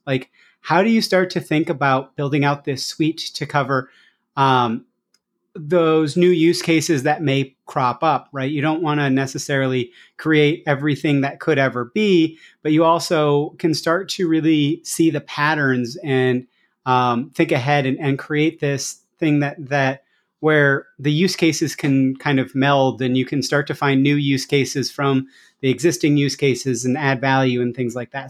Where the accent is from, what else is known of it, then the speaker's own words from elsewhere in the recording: Iowa, United States; Iowa, which is my home state.